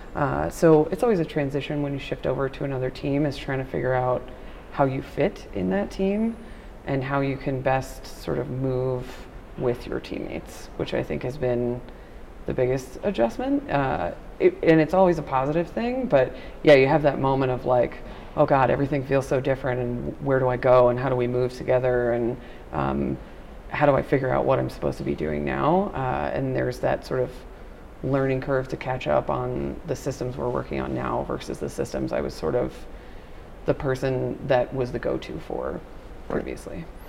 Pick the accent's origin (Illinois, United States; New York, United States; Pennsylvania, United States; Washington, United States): New York, United States; Nassau County, Long Island; now in Dallas, United States; grew up on the South Shore, Nassau County